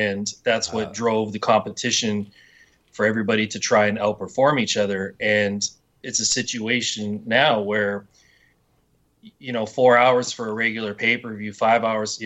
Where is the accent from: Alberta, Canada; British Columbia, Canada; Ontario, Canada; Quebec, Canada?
Alberta, Canada; Edmonton; That's my hometown